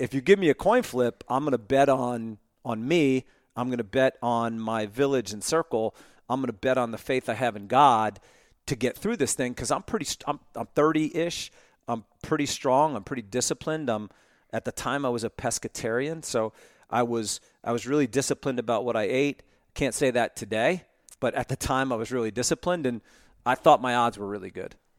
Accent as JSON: {"language": "English", "area": "Monmouth County, Jersey Shore", "region": "New Jersey", "country": "United States", "tie": "born or raised there", "also_born_or_lived": "Ohio", "moved": "as an adult", "lives_now": "Atlanta, United States", "said": "I grew up in Monmouth County on the Jersey Shore"}